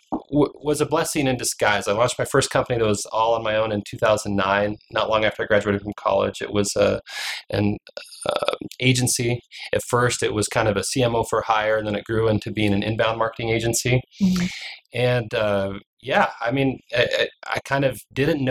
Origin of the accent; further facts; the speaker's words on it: Alaska, United States; moved away as an adult; also born or lived in Utah; I grew up in Alaska